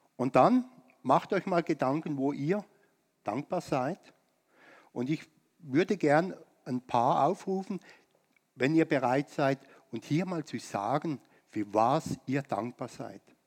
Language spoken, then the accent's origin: German; Germany; uns als Deutsche in Deutschland